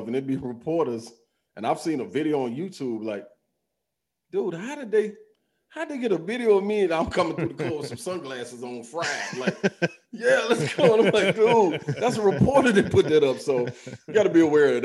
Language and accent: English; Nashville, Tennessee, United States; growing up in Nashville, single parent home